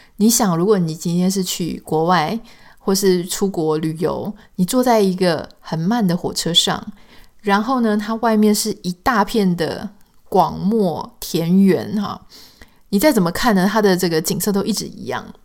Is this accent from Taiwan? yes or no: yes; Taiwan; accent: Taiwanese Mandarin (southern-sounding); 当然，也许对台湾人来说，这样子的口音是非常习惯的